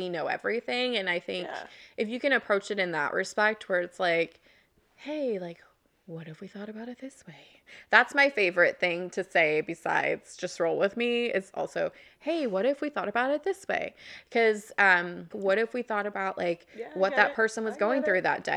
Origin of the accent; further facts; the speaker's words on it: Oklahoma, United States; moved away; I'm from Oklahoma, which is a very Republican conservative state